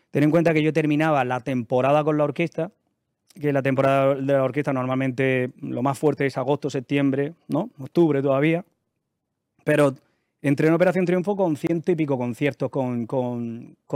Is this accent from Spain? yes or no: yes; Almería, Andalusia, Spain; moved away as an adult; No, yo soy de Almería.